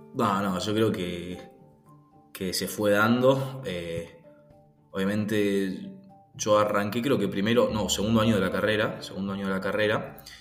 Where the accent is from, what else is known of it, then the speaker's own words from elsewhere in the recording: Buenos Aires, Argentina; now in Pilar, Argentina; ahora estoy viviendo en Pilar, viví siempre en Capital y este año me mudé en Pilar, provincia de Buenos Aires